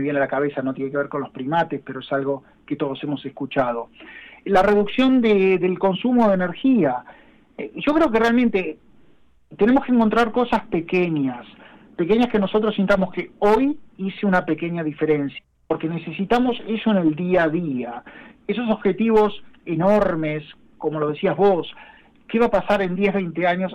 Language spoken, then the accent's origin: Spanish; Argentina; Yo soy argentino, trabajo en Sudamérica